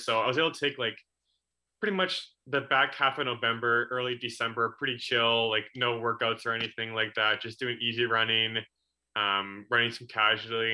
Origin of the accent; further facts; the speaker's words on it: Coquitlam, British Columbia, Canada; in my hometown of Coquitlam